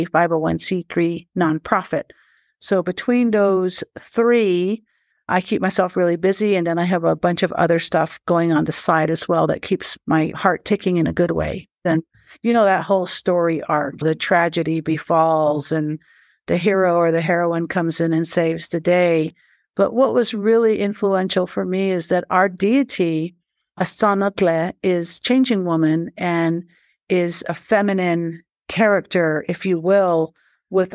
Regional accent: Shiprock, New Mexico, United States; also born or lived in Big Mountain, Arizona / Black Mountain, Arizona; My traditional people that I was born and bred and raised and influenced by come from Big Mountain and Black Mountain on the Navajo Nation. I was born in Shiprock

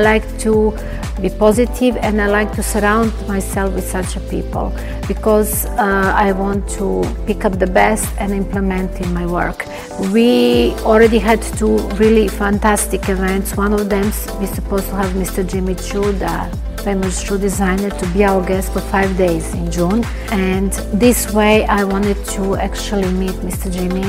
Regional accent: Belgrade, Serbia; English is a second language; now in Cyprus; Me coming from, I'm originally from Belgrade, Serbia, and we have a very, very strong connection with Cypriot and Greek people.

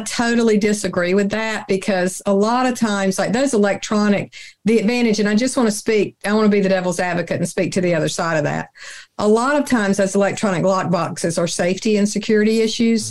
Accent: the South, United States; I'm from the South

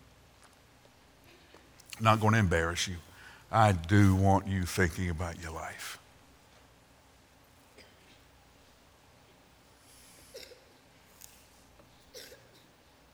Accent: Alabama, United States; when I was growing up in Alabama

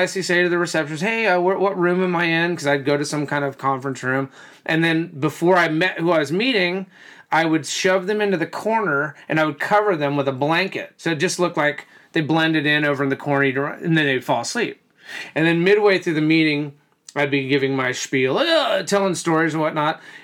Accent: the South, United States; we're from the South

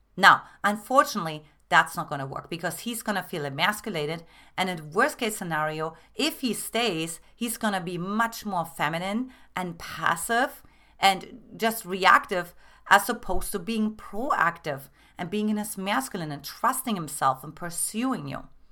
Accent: Germany; moved away; I'm originally from Germany

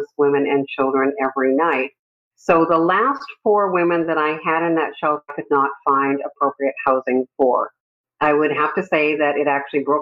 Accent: Canada; moved away as an adult; now in California, United States; I immigrated from Canada

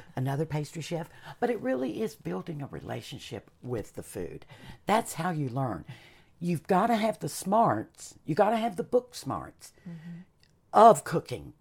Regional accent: Charlotte, North Carolina, United States; also born or lived in Caribbean / Canada; I was raised in Charlotte, we were a little bit more urban

